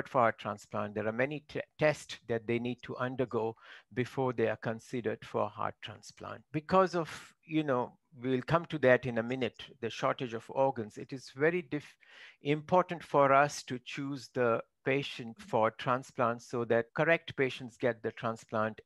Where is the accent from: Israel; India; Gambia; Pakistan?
India; Mumbai, coastal Maharashtra; first language Marathi; English is a second language; moved away as an adult; also born or lived in Konkan / Birmingham, United Kingdom; I am from Konkan region, which is coastal Maharashtra, western part, and that is right. where I grew up.